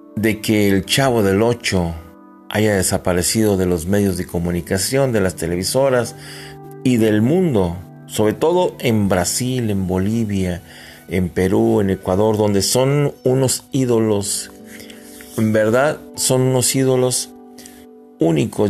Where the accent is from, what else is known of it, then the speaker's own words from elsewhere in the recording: Mexico; nosotros como mexicanos